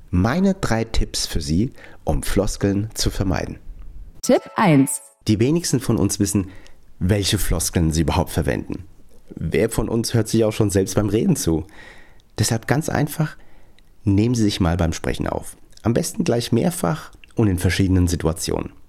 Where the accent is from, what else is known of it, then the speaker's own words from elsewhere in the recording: Frankfurt, Hesse, Germany; Und für mich als echten Hessen, als, als Frankfurter, dachte ich natürlich ganz besonders, was der so sagt.